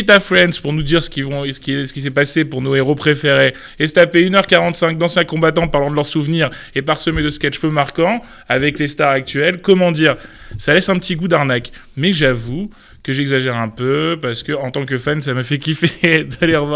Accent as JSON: {"language": "French", "country": "France", "said": "Et euh, {S7} du coup, comme on est français, ben, on a enlevé"}